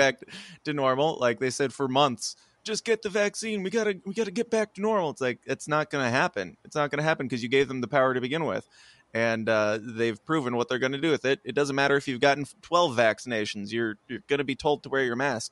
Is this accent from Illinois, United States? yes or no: yes; Illinois, United States; I'm from Illinois, not Chicago.